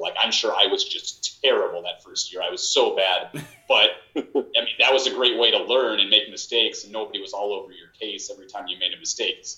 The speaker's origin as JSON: {"language": "English", "area": "a couple of hours south of Chicago", "region": "Illinois", "country": "United States", "said": "I'm from Illinois um, probably you know, a couple of hours south of Chicago"}